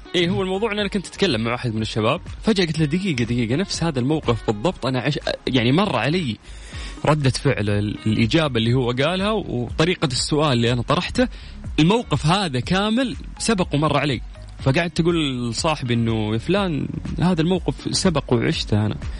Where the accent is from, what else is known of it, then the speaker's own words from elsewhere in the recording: Saudi Arabia; عندنا في السعودية